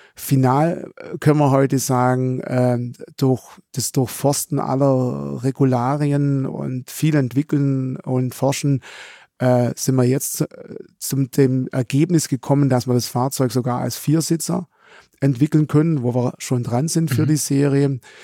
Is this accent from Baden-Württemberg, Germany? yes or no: yes; Swabian Jura, Baden-Württemberg, Germany; accent: Swabian; also born or lived in Esslingen; ich komme ursprünglich, der Dialekt verrät's im Hintergrund, von der schwäbischen Alb